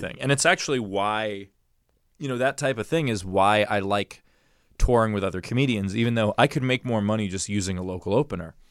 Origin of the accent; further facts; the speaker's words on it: New York City, New York, United States; I grew up in New York City. I grew up in Queens